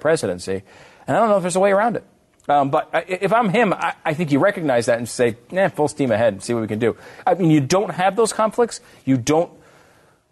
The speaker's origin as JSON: {"language": "English", "country": "United States", "said": "as an American"}